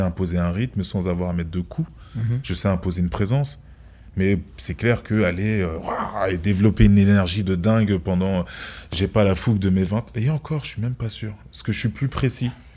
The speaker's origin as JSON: {"language": "French", "country": "France", "tie": "born or raised there", "said": "Je suis né en France"}